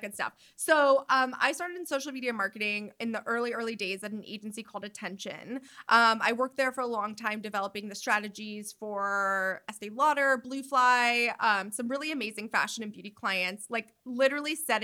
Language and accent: English; New York, United States; moved away as an adult; now in Los Angeles, United States; I live in New York. I'm a New Yorker. Like, this is who I am